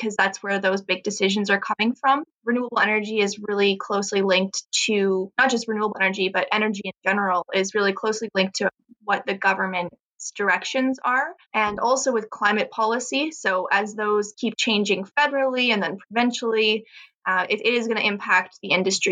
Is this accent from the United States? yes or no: no; Canada; as a Canadian